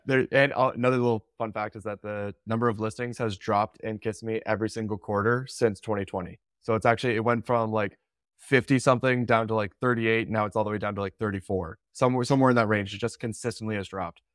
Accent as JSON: {"language": "English", "country": "Canada", "said": "I'm Canadian"}